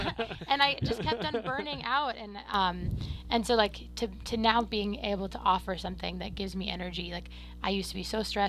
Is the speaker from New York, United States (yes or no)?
no; Minnesota, United States; also born or lived in New Orleans; now in Austin, United States; I come from Minnesota